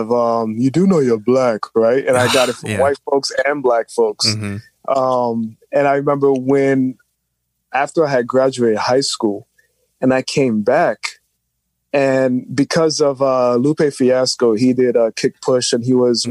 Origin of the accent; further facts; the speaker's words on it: New York City, New York, United States; I grew up in New York City all my life